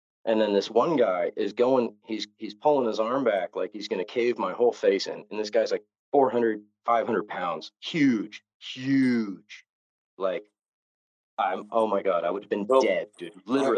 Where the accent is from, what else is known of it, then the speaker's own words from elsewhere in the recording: Novato, California, United States; I went to rehab in San Francisco, and I grew up 50 miles north of there in a little town called Novato.